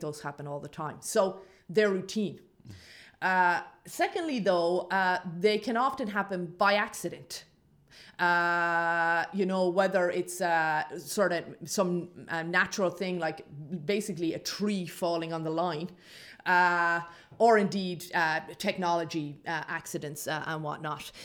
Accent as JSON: {"language": "English", "country": "Ireland", "tie": "born or raised there", "said": "I grew up in Ireland uh, in the 1980s and 1990s"}